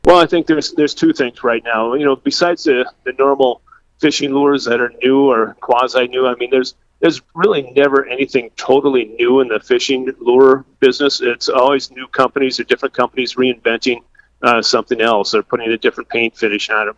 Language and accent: English; Adrian, Minnesota, United States; moved away as an adult; now in Sioux Falls, United States; I grew up in southwest Minnesota, a town, a small town called Adrian